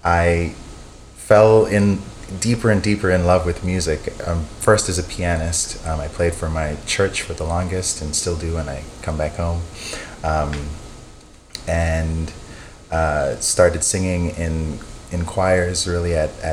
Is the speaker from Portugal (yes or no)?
no; Bahamas; I was born in the Bahamas to Jamaican parents